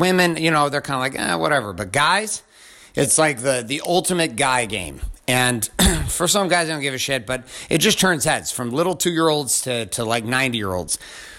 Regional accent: Stockton, California, United States; also born or lived in different areas around the country; I grew up in Stockton, California, and in different areas around the country. Like, I did not come from money.

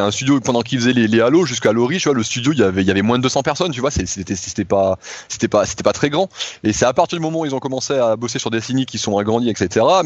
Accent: France

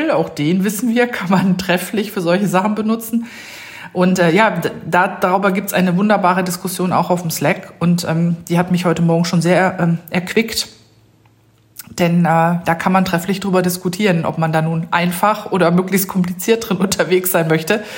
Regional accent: Rhineland, Germany; Im Rheinland, wo ich herkomme

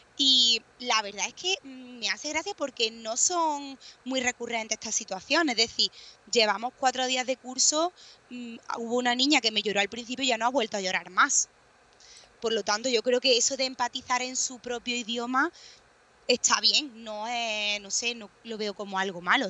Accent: Córdoba, Andalusia, Spain; also born or lived in Berlin / Bristol; soy de Córdoba

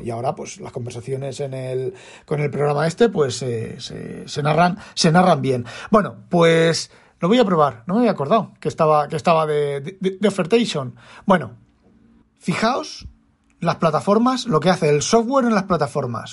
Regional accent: Elda, Valencian Community, Spain; de Elda, de donde yo soy, donde yo nací

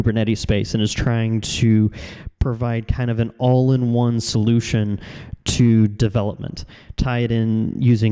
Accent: Kansas City, United States; in Kansas City in my hometown

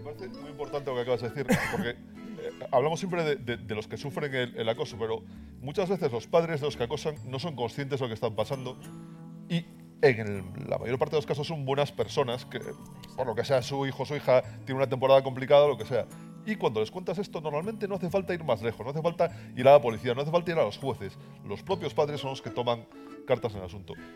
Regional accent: Galicia, Spain; accent: Galician; en Galicia, igual por mi acento os habéis dado cuenta, y además os dijo que trabajo en los museos científicos coruñeses

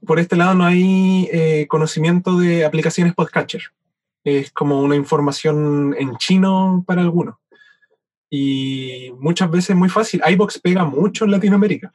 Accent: Chile; now in Valdivia, Chile; yo, siendo chileno

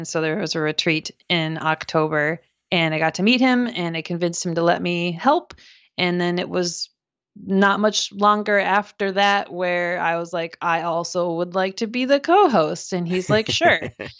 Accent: Minnesota, United States; So I grew up in Minnesota in the U.S. and had a family with three other siblings, and my parents are Christian

